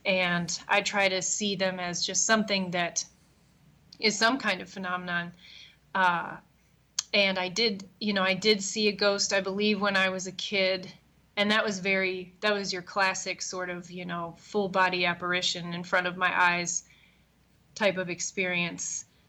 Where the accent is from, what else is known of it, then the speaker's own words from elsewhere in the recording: Bel Air, Maryland, United States; moved away as an adult; now in Chicago, United States; I grew up in Maryland